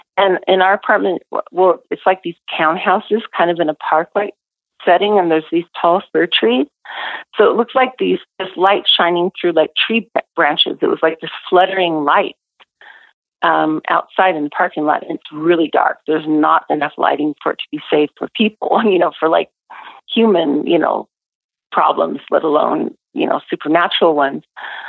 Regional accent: Pacific Northwest, United States; I grew up in the Northwest, and yeah, we're very familiar over here

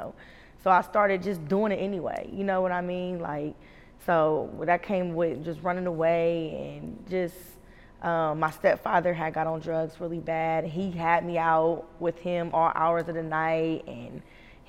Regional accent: Columbus, Ohio, United States; moved away as an adult; born and raised to about 4 years ago

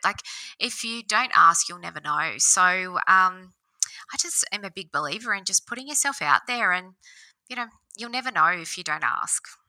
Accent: Oberon, New South Wales, Australia; also born or lived in Bathurst / Sydney; I grew up in Oberon on a, um, a sheep farm

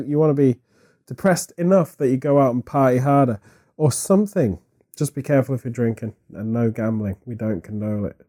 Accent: United Kingdom; as a British person

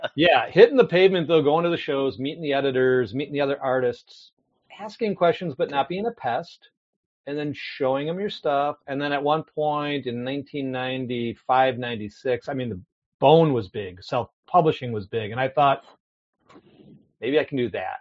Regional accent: Milwaukee, Wisconsin, United States; moved away as an adult; also born or lived in California / Menomonee Falls, Wisconsin; born and raised in Milwaukee, Wisconsin

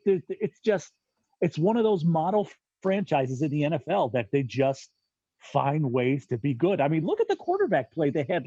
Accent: Cleveland, Ohio, United States; I'm from Cleveland

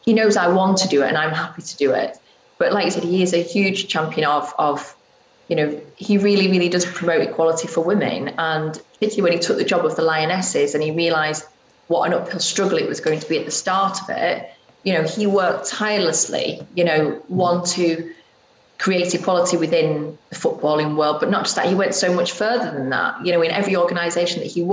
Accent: England, United Kingdom; moved away as an adult; also born or lived in Spain; now in United States; as English people

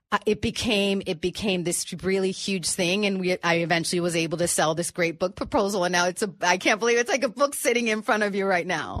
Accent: Tijuana, Baja California, Mexico; also born or lived in San Diego, California, United States; I grew up living in Tijuana.

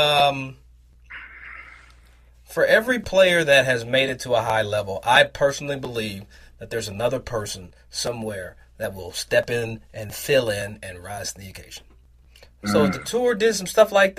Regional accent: Kentucky, United States; I was born here in Kentucky

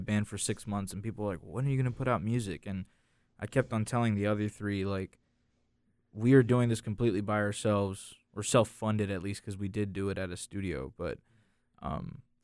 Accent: United States; Kevin and I, were from Randolph County

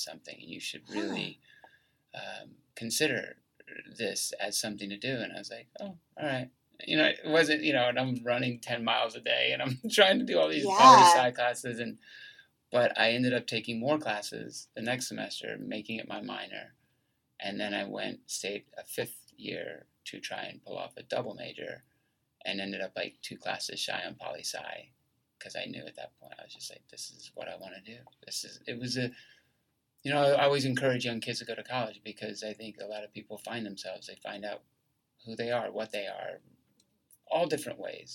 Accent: Lawrenceville, Georgia, United States; moved away as an adult; also born or lived in Myrtle Beach, South Carolina; I grew up in just outside of Atlanta in Lawrenceville, Georgia.

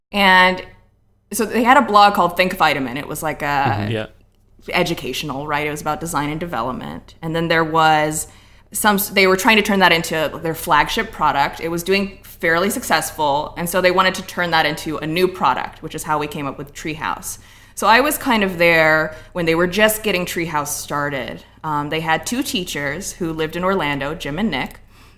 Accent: Hong Kong; also born or lived in Ohio, United States; So when I was about 11, I was living in Hong Kong at the time. So I was born in Ohio, but we had moved to Hong Kong when I was a kid

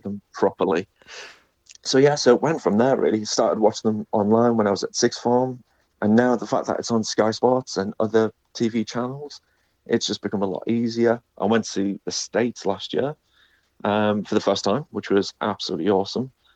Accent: North East England, United Kingdom; I'm originally from the Northeast, so my connection in terms of football is Millsborough

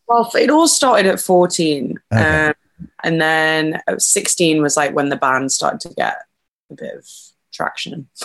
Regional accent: a little town just north of Liverpool, North West England, United Kingdom; also born or lived in York; I was born in York, but grew up in uh, this little town just north of Liverpool

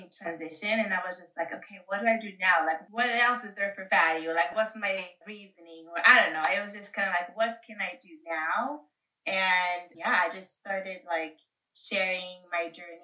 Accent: Sweden; moved away as an adult; also born or lived in Utah, United States; now in United States; I was born and raised in Sweden, and then I moved here because I went to run track

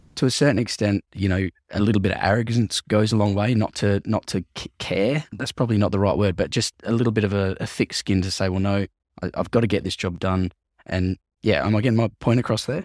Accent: Wallaroo, South Australia, Australia; they don't have many ice rinks in, in Wallaroo in South Australia

